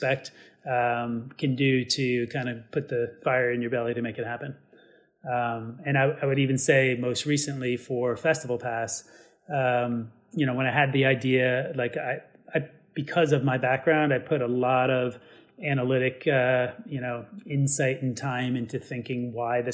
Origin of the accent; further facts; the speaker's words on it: New York, United States; being a New Yorker